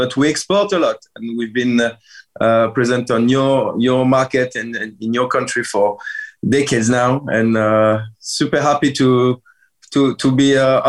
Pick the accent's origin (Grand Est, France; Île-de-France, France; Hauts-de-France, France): Grand Est, France; Épernay; moved away as an adult; now in Riquewihr, France; I grew up 20 years in Champagne. I was born in Épernay. I grew up in the middle of Épernay, being surrounded with Moët & Chandon and all those prestigious Champagne house. And I've made my studies in Champagne